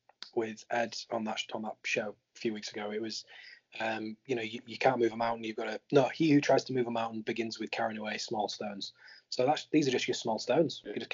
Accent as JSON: {"language": "English", "region": "Yorkshire and the Humber", "country": "United Kingdom", "said": "I'm a Yorkshireman."}